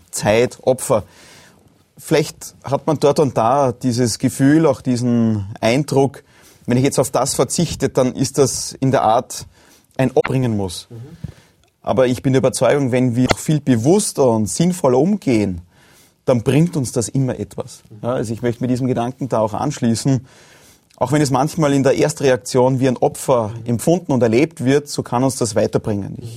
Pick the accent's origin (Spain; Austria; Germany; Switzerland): Austria; Lower Austria; Ich meine, gerade am Land draußen, wo ich aufgewachsen bin in Niederösterreich, ist ja auch das Religiöse sehr, sehr wichtig und bedeutsam.